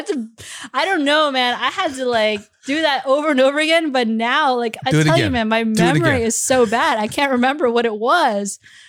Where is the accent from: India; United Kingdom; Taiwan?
Taiwan; accent: Taiwan accent; also born or lived in Beijing; In my Taiwan accent. Oh, 不好意思.